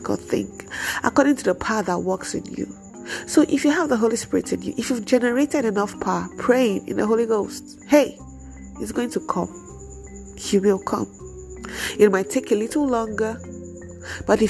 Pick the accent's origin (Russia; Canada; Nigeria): Nigeria; we are in a Nigerian home